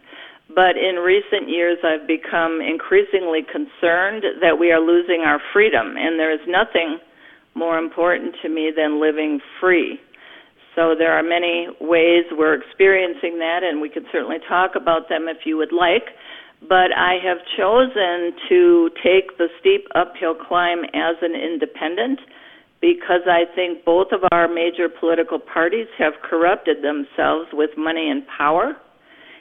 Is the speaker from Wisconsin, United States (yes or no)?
yes; New Berlin, Wisconsin, United States; I have lived in Wisconsin all my life. I grew up in New Berlin in Waukesha County